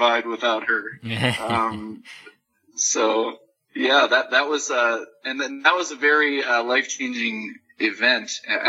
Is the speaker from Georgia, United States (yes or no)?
no; St. Paul, Minnesota, United States; moved away as an adult; also born or lived in Manila, Philippines; So I grew up in St. Paul, Minnesota, and lived there until the age of 22.